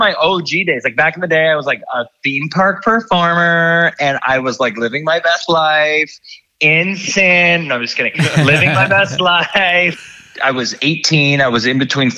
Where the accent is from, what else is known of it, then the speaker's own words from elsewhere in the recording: Ohio, United States; I grew up in Ohio, small town, grew up total like theater nerd in the community.